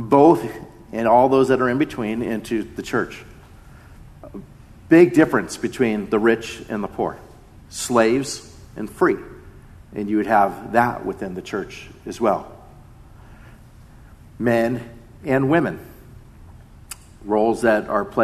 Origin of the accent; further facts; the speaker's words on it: Mission Viejo, California, United States; Being half Japanese growing up in Mission Viejo